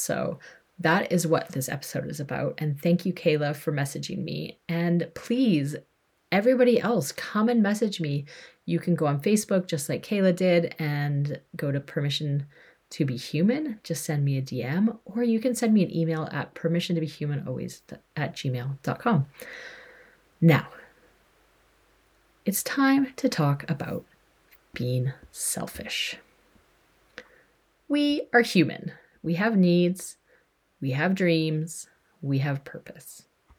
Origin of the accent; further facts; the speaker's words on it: British Columbia, Canada; also born or lived in Alberta; I'm a white female. I was born in Alberta, Canada. I grew up in BC, Canada. And after traveling for 14-ish years, moved back to BC, Canada.